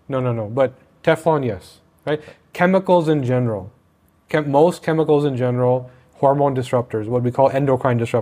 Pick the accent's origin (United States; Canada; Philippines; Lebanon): Canada; I'm Canadian